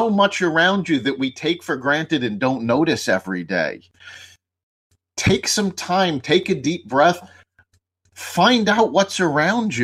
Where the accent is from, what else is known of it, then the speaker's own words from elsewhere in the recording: New York City, New York, United States; I grew up in New York City